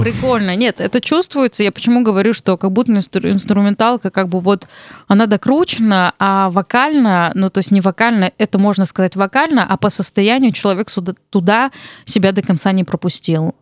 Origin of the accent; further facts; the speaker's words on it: Armenia; я армянка